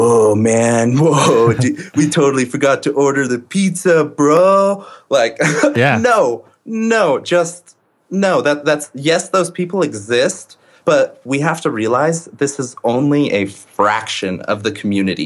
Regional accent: Colorado, United States; I am from Colorado, born and raised

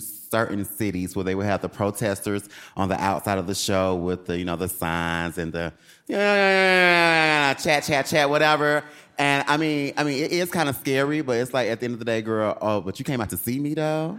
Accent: Atlanta, Georgia, United States; I'm from Atlanta, so this is my first time in Asheville.

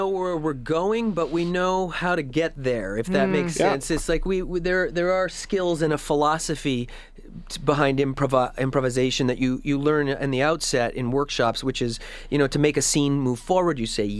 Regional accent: Edmonton, Alberta, Canada; moved away as an adult; And, I grew up in Edmonton in the 90s, when the Fringe was starting to really bloom.

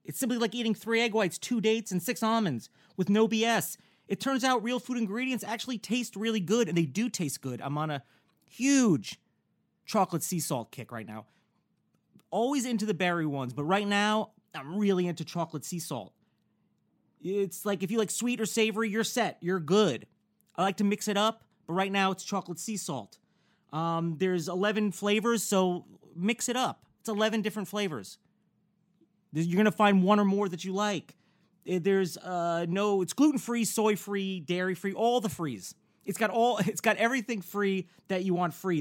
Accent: Newburgh, New York, United States; also born or lived in Bergen County, New Jersey; now in Los Angeles, United States; I'm I'm from New Jersey mm-hmm. originally, mm-hmm. you know, the Bergen County yeah. areas, you know. And then, you know, uh, at a pretty young, like 10 or whatever, I moved with my family to the Orange County area, which yeah. is Newburgh

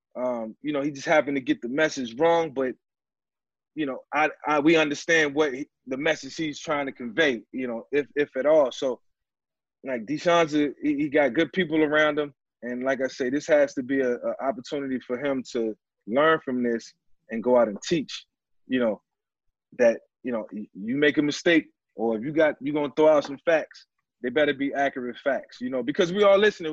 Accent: Newport News, Virginia, United States; now in Florida, United States; my hometown, Newport News, where, where I grew up

